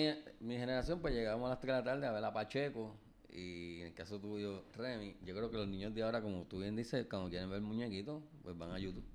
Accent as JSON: {"language": "Spanish", "country": "Puerto Rico", "said": "como puertorriqueño"}